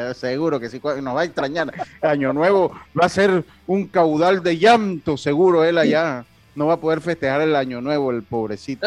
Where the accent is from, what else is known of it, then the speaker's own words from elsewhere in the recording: Los Santos, Panama; yo soy eh, eh, de la provincia de Los Santos